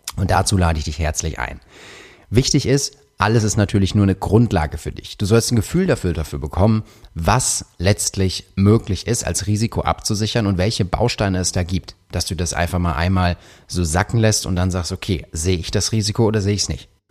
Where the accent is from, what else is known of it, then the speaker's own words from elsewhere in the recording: Karlsruhe, Baden-Württemberg, Germany; ich komme aus Karlsruhe